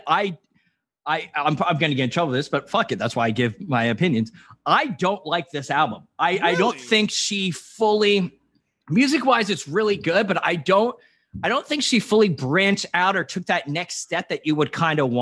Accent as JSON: {"language": "English", "region": "New Jersey", "country": "United States", "said": "I was from Jersey"}